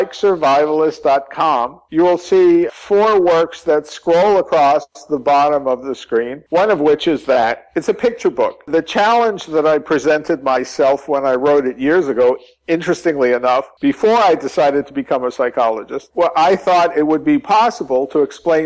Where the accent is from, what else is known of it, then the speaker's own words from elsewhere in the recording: New York, United States; also born or lived in California / Texas; now in New Mexico, United States; I'm hardly a native Texan. I came here to work. I consider my home now in New Mexico. I was originally from New York, and I spent many years in California, Northern California.